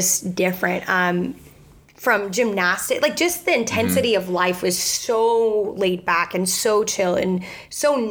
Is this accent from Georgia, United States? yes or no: no; Houston, Texas, United States; moved away; also born or lived in West Virginia; I'm from Houston